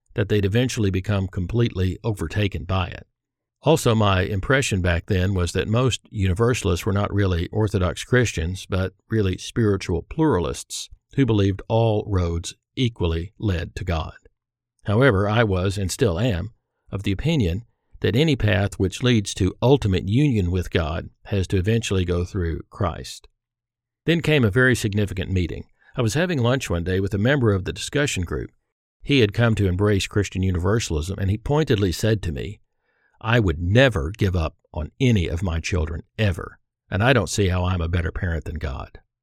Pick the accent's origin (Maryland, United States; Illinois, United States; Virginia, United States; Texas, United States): Texas, United States; Irving; I grew up in Irving, Texas, where we'd moved for my father to pursue a career in commercial aviation